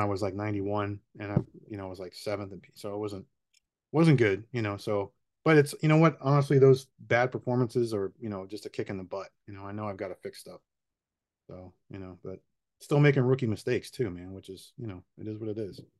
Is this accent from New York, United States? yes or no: no; Miami, Florida, United States; I'm born and raised in Miami, still here.